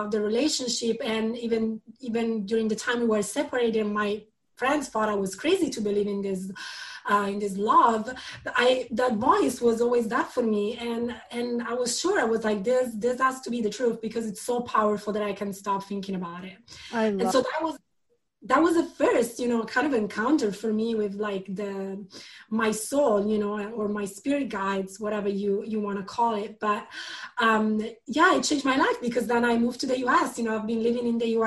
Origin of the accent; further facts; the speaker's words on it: Milan, Lombardy, Italy; English is a second language; moved away as an adult; also born or lived in London; I was born in Milan